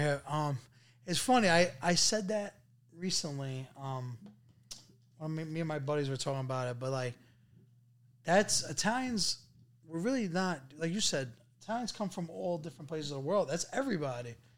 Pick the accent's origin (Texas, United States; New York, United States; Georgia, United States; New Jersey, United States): New York, United States; New York City; also born or lived in Queens; we grew up in apartments, you know? Like, growing up, we lived in, uh, you know, me and my sister pretty much shared a room. There was, like, a wall separating us. Now, like, leaving Brooklyn and going to Queens